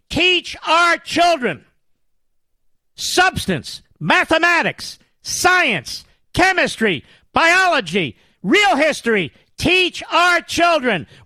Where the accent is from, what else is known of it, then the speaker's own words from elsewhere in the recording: Philadelphia, Pennsylvania, United States; I'm from Philadelphia